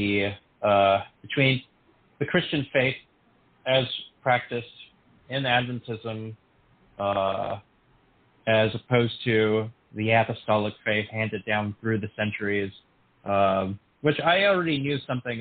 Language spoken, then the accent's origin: English; San Antonio, Texas, United States; back in my hometown of San Antonio, Texas